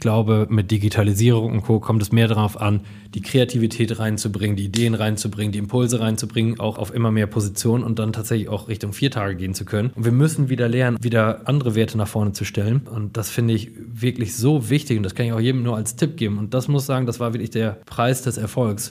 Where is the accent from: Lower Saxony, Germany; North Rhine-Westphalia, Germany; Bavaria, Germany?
North Rhine-Westphalia, Germany; Coesfeld; in Coesfeld beraten zu dürfen, in meiner kleinen Heimatstadt, wo ich geboren bin